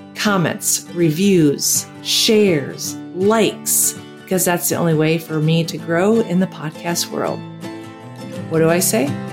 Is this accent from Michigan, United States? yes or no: yes; Michigan, United States; moved away as an adult; also born or lived in Wisconsin / San Antonio, Texas; now in Costa Rica; I grew up in Michigan and lived in San Antonio.